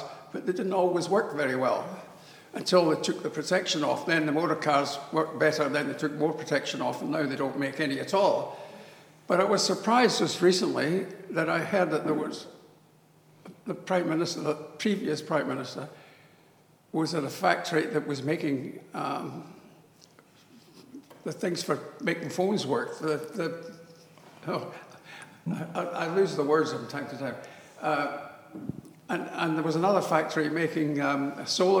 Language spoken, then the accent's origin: English; Australia; I come from Australia